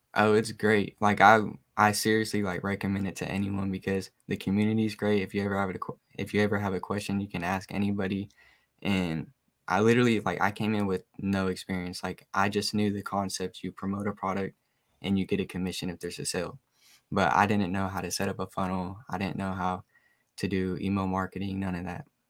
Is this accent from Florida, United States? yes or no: no; Oak Ridge, Tennessee, United States; I'm 19 from Oak Ridge, Tennessee